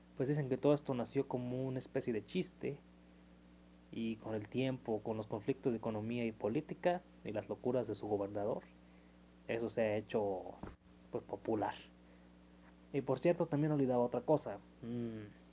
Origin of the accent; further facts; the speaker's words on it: Mexico; yo como mexicano